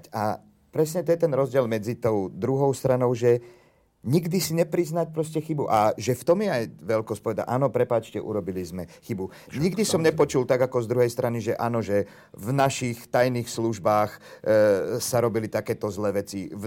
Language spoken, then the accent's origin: Slovak; Slovakia; Ja sa cítim ako Slovák.